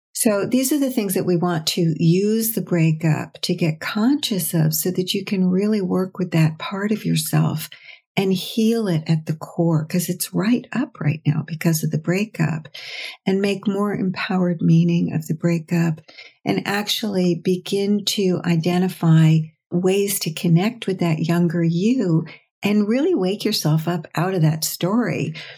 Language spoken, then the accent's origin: English; United States; I'm American